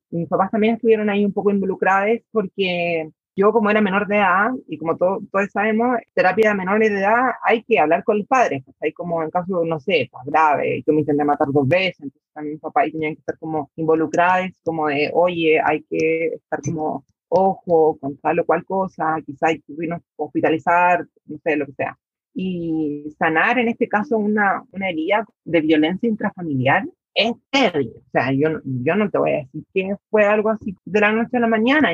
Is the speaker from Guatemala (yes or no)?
no; San Antonio, Valparaíso, Chile; Yo soy de provincia, de San Antonio, el puerto, el principal puerto de Chile